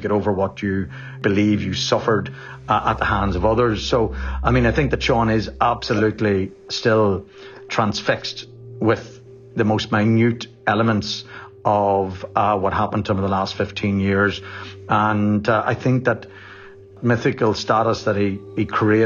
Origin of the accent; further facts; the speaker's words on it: Enniskillen, Northern Ireland, United Kingdom; I grew up in Enniskillen and Fermanagh in the 80s and 90s